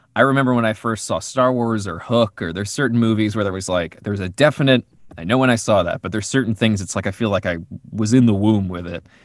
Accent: New Jersey, United States; we grew up in New Jersey

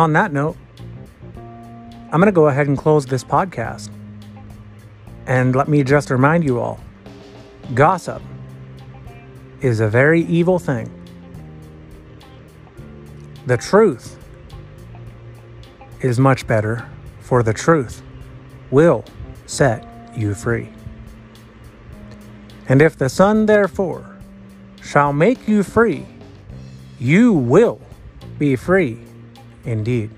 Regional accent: United States

